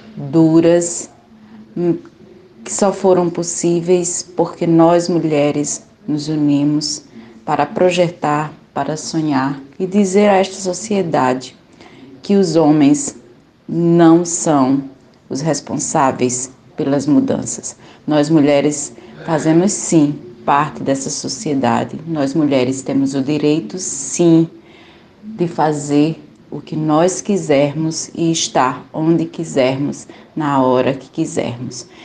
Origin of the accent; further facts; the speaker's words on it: Ceará, Brazil; now in Alagoas, Brazil; me acolhe como cearense aqui nesse estado tão maravilhoso